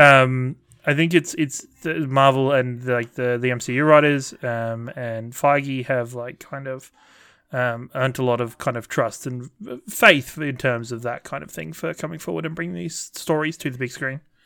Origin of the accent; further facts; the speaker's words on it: England, United Kingdom; when I was growing up in England